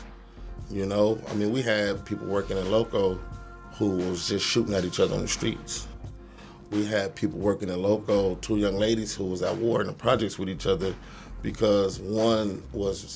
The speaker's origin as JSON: {"language": "English", "town": "Los Angeles", "region": "California", "country": "United States", "tie": "born or raised there", "said": "I'm from Watts. I'm from the projects"}